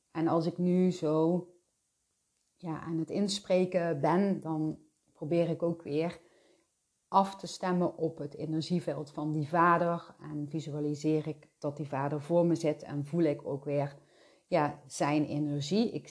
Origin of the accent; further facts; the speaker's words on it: Belgium; En dat was wel een hele bekende zaak in eh, België, want we komen uit België.